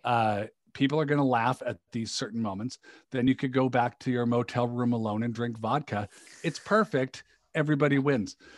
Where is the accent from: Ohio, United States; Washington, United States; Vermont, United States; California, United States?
Washington, United States; Seattle; moved away; I grew up in the Seattle area